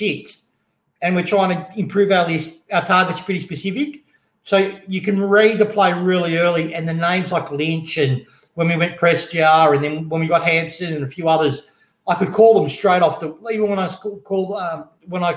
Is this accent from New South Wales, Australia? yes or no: no; Melbourne, Victoria, Australia